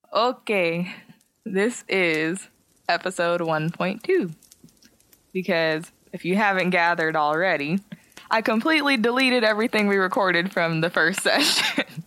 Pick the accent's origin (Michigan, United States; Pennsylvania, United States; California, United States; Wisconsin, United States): California, United States; San Jose; I'm from San Jose. We're both from San Jose.